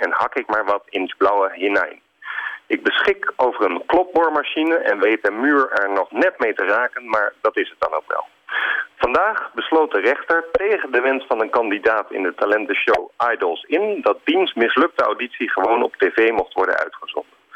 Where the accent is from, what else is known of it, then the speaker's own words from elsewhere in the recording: Alphen aan den Rijn, South Holland, Netherlands; Ik ben opgegroeid in Alfa aan Rijn